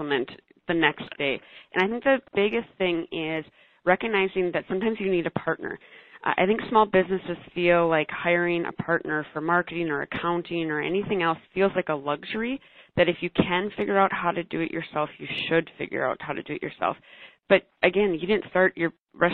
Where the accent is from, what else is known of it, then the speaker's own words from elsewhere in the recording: Minneapolis, Minnesota, United States; I am from Minneapolis, so a larger city. We've got lots of great restaurants and bars, really cool food scene here